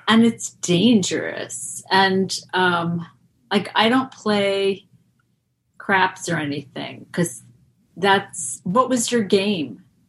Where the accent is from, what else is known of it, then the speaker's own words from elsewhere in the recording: Roslyn, New York, United States; moved away as an adult; also born or lived in Boston; I'm from Long Island, um, but then I moved to Boston